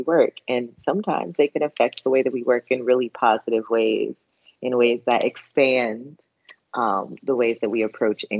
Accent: United States; I'm an American Black woman

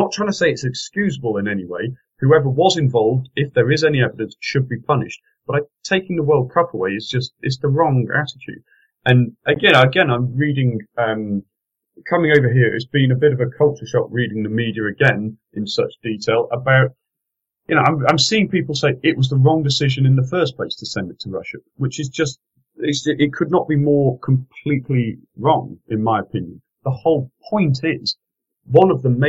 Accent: England, United Kingdom; I'm an Englishman.

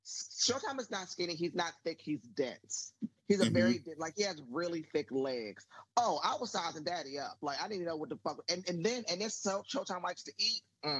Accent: Maryland, United States; I keep telling people I'm from Maryland. Mm-hmm. I grew up in the D.C. area. I'm from below the Mason-Dixon line.

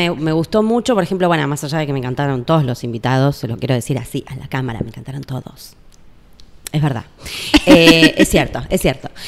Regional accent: Buenos Aires, Argentina; Soy muy porteña. Yo soy santafesina

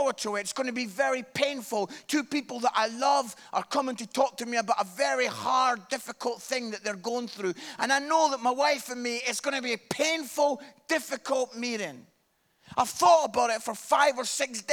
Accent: Scotland, United Kingdom; I am Scottish

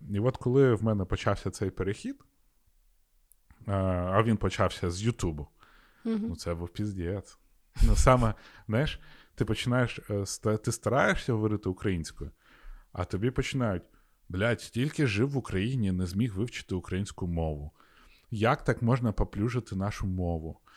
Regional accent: Sakha Republic, Russia; first language ru; Ukrainian is a second language; now in Lviv, Ukraine; Я приїхав сюди у Львів з е, Якутії

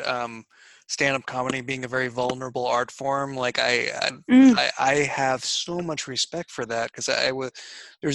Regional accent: New England, United States; moved away; I'm from New England originally

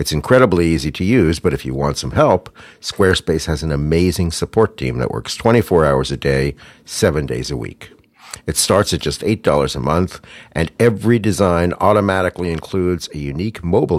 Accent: Pittsburgh, Pennsylvania, United States; I'm from Pittsburgh

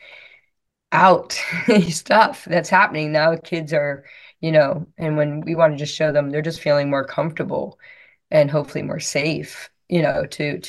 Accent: Florida, United States; I'm from Florida

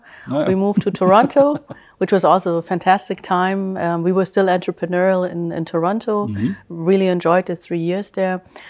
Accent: Germany; also born or lived in Philippines; I was born in the Philippines, mm-hmm. but was raised in Germany.

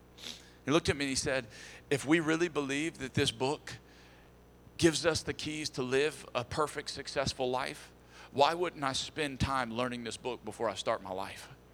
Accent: Texas, United States; we're from Texas

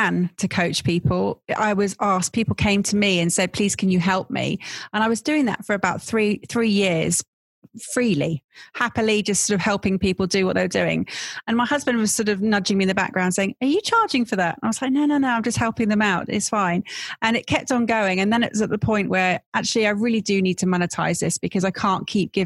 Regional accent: Stratford-upon-Avon, West Midlands, United Kingdom; growing up, mostly in Stratford-on-Avon. That's where I spent my sort of teenage years

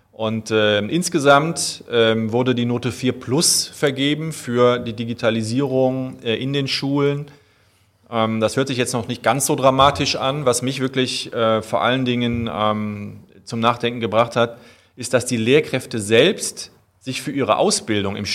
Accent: Euskirchen, North Rhine-Westphalia, Germany; now in Cologne, Germany; Ich komme eigentlich äh, aus der Voreifel, darf ich ja hier mal sagen, also

